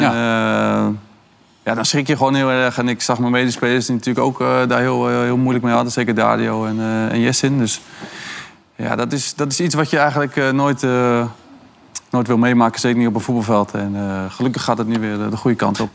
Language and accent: Dutch; Rotterdam, South Holland, Netherlands; als echte Rotterdammer